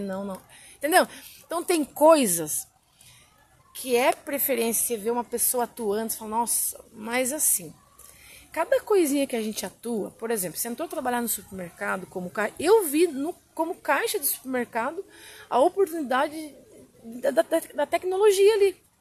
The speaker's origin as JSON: {"language": "Portuguese", "area": "Guareí", "region": "São Paulo", "country": "Brazil", "said": "Eu sou de Guaraí"}